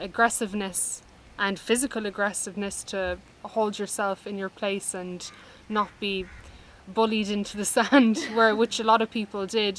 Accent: Ireland; also born or lived in Dublin, Ireland; we grew up in Dublin and then moved to rural Ireland

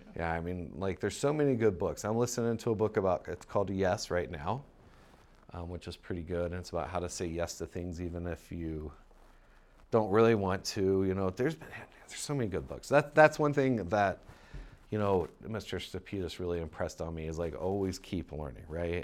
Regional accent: Mason, Ohio, United States; moved away as an adult; I grew up in Ohio, um, in a little town called Mason, Ohio.

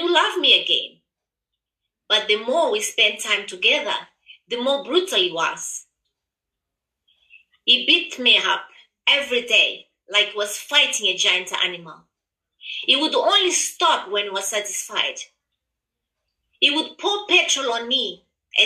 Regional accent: Mozambique; moved away; also born or lived in Zimbabwe; I am originally from Mozambique, but live in Zimbabwe for many years.

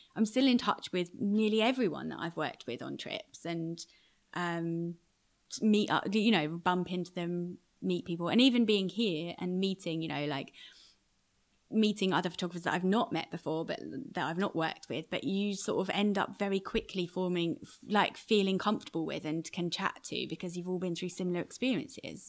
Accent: United Kingdom; moved away as an adult; also born or lived in Iraq; now in New York, United States; being a Brit in New York

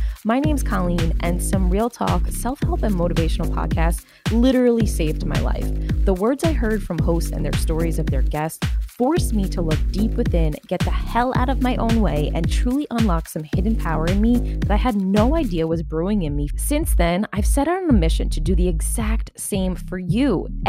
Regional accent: New York, United States; You know, I grew up out on Long Island in New York.

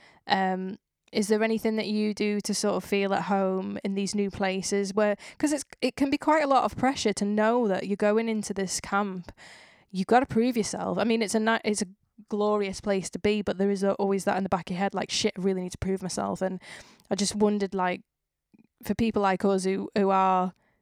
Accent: Widnes, North West England, United Kingdom; I was like, Widnes

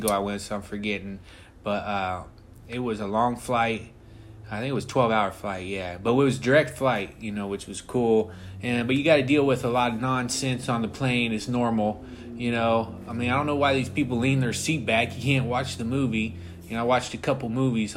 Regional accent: United States; I'm an American guy, through and through

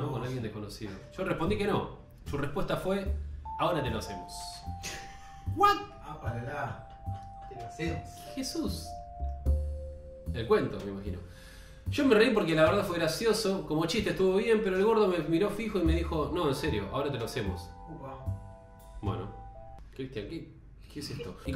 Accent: Buenos Aires, Argentina; hoy tengo 41 años, soy porteño y de estatura mediana y muy flaco.

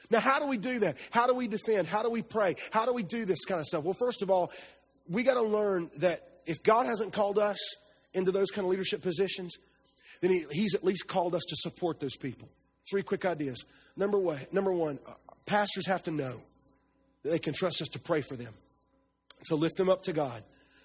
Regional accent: the South, United States; Yeah, it's not just because I'm from the South, but you didn't talk smack about my mom when I was growing up.

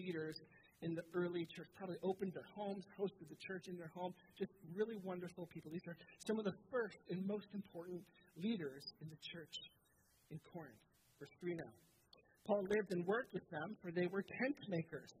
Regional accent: Southern Ontario, Canada; I'm from Southern Ontario

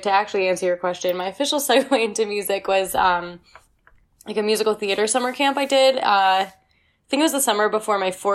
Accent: Rochester, New York, United States; I'm from Rochester, New York.

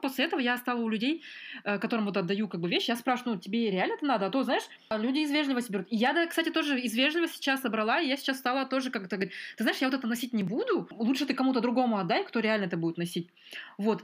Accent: Almaty, Kazakhstan; moved away as an adult; also born or lived in Northern Kazakhstan / Ukraine; я большую часть прожила в Алмате

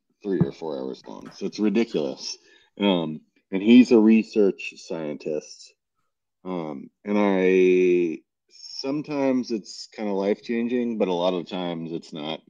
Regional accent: New York City, New York, United States; as a New Yorker

